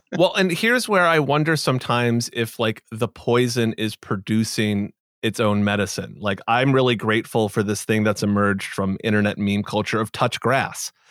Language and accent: English; Boston, Massachusetts, United States; I'm from Boston